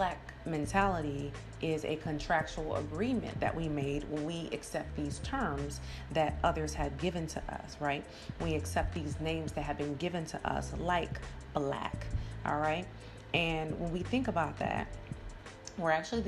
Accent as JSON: {"language": "English", "region": "Georgia", "country": "United States", "said": "we're both from Georgia"}